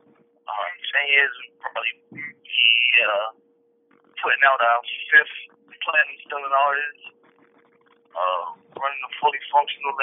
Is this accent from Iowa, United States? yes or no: no; New York City, New York, United States; my upbringing is, you know, just growing up in Brooklyn, New York